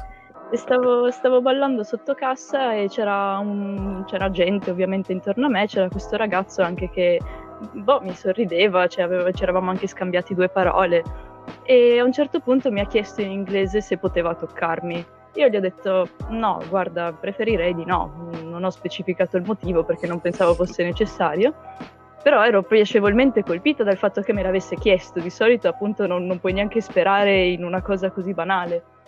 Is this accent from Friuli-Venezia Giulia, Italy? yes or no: yes; Trieste, Friuli-Venezia Giulia, Italy; moved away as an adult; now in Milan, Italy; sono triestina patocca